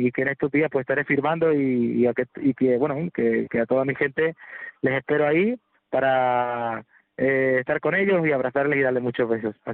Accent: Córdoba, Andalusia, Spain; La verdad que estoy muy contento del recibimiento de, mi tierra, de mi gente.

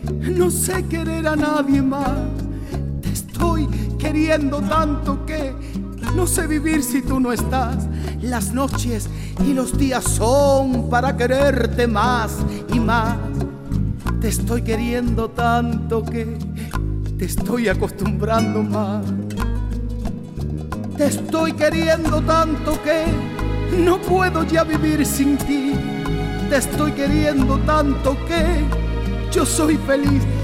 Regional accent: Thailand; crecí en, en Asia, en, en Tailandia

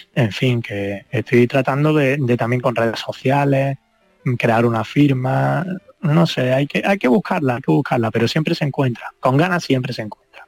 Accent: Andalusia, Spain; moved away; mi país, ¿no? que, al fin y al cabo es mi tierra

